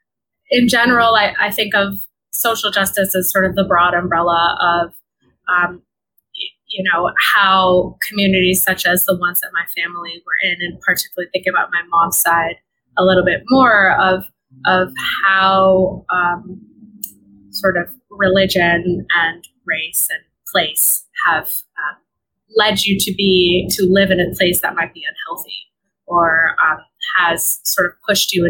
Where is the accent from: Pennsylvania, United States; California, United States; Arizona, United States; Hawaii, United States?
California, United States; now in Brooklyn, United States; I am originally from California